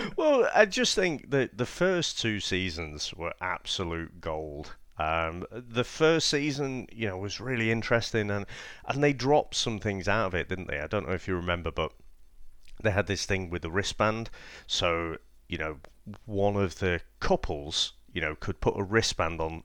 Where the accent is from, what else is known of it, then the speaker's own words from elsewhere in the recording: United Kingdom; being quite British